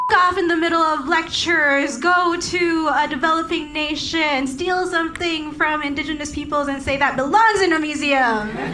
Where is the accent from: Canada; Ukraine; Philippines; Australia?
Philippines; I'm Filipino